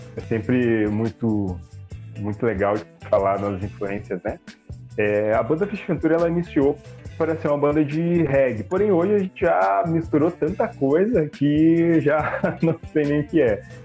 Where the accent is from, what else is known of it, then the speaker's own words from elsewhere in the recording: Caçador, Santa Catarina, Brazil; moved away; Caçador, que é minha cidade natal